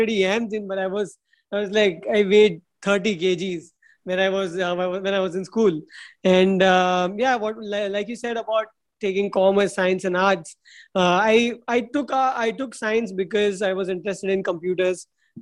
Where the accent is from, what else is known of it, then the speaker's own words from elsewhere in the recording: India; I grew up in India